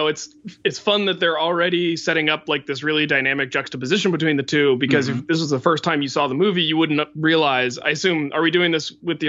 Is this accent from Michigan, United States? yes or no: no; West Virginia, United States; I grew up in West Virginia